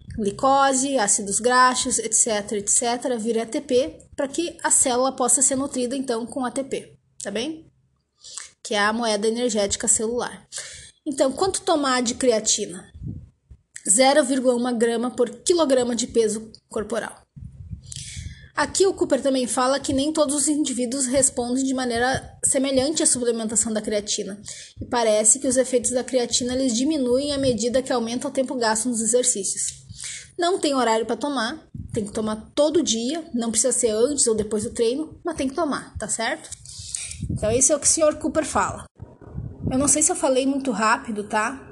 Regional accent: Brazil; accent: caipira; sotaque caipirês ao falar inglês

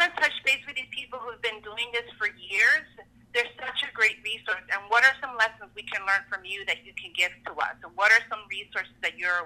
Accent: Newark, New Jersey, United States; as a kid growing up, I grew up in Newark. I'm from Newark originally.

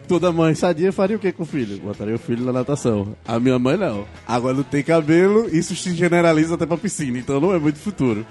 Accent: Ceará, Brazil; now in Recife, Brazil; O pessoal daqui de casa, primeiramente, somos cearenses. Então, o que se tinha era Fortaleza e minha família nem de Fortaleza é, de Sobral

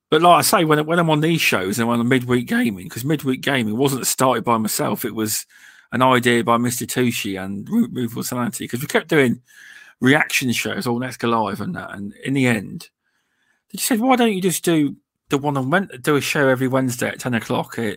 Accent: United Kingdom; um, we're all British, but VJ lives in California, but he's actually English.

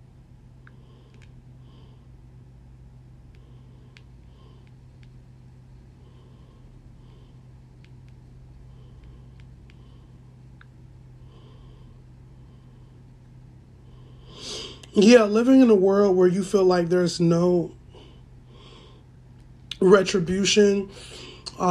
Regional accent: United States; I'm black, but I am African American

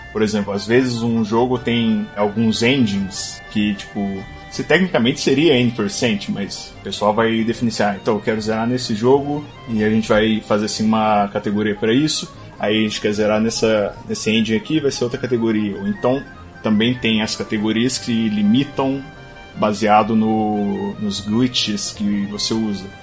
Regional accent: Belo Horizonte, Minas Gerais, Brazil; sou de Belo Horizonte

